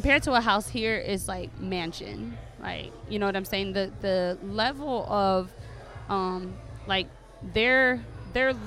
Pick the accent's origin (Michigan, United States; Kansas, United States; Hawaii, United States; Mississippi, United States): Michigan, United States; Dearborn; first language English; also born or lived in Detroit, Michigan; I'm obviously born and raised in Dearborn, Michigan